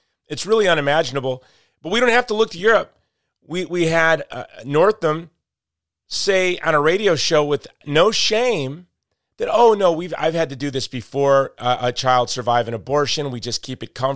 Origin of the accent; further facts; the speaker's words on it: Hawaii, United States; my home state of Hawaii